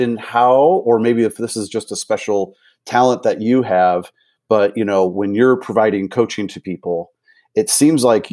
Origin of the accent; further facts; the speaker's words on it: St. Louis, Missouri, United States; moved away as an adult; also born or lived in Austin, Texas; I'm originally from the St. Louis area